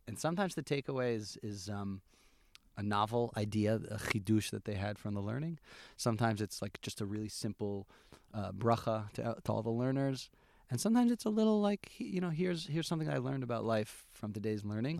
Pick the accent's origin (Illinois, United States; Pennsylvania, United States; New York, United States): New York, United States; Albany; moved away as an adult; now in Efrat, Israel; I grew up in Albany, New York